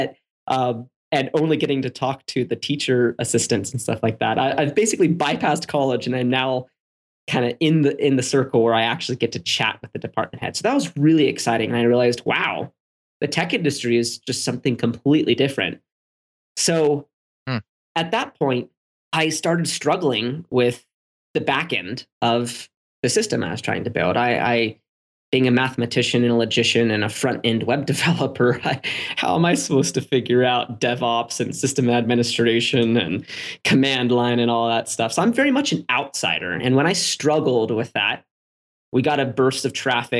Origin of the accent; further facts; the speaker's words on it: San Diego, California, United States; I was born in San Diego.